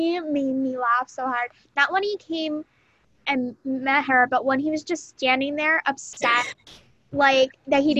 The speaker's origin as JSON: {"language": "English", "region": "Florida", "country": "United States", "said": "I'm from Florida."}